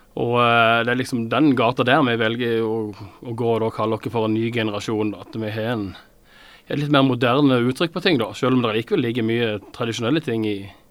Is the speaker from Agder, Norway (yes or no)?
yes; Åseral, Agder, Norway; Jeg kommer fra Åseral, eh, som jo er da helt nord i Vest-Agder